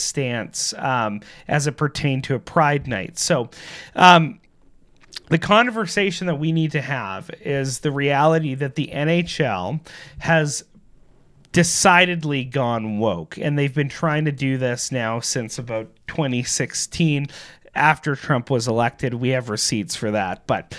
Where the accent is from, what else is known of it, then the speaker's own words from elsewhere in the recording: Canada; as Canadians